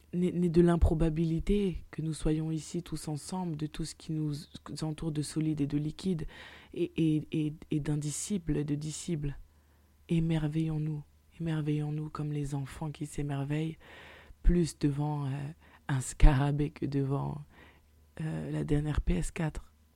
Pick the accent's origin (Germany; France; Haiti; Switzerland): France; Paris, Île-de-France; je suis parisienne